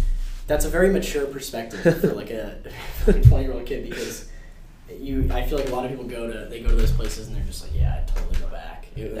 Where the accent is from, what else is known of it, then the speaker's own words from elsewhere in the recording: New Jersey, United States; And I'm from New Jersey, and New Jersey's not, you know, New Jersey's not pretty.